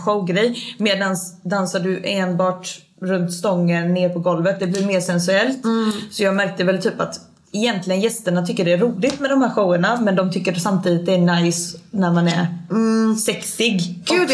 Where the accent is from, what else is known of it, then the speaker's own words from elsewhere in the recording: Småland, Sweden; moved away as an adult; jag kommer från Småland egentligen, så jag flyttade med mitt ex upp hit